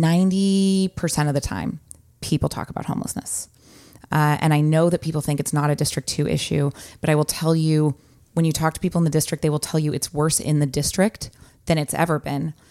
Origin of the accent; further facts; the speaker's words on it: San Francisco Bay Area, California, United States; also born or lived in Walnut Creek; I'm born and raised in the Bay Area, um, the San Francisco Bay Area